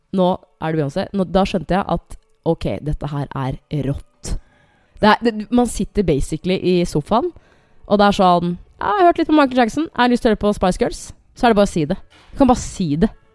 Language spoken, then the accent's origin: Norwegian; Norway; jeg er fra Norge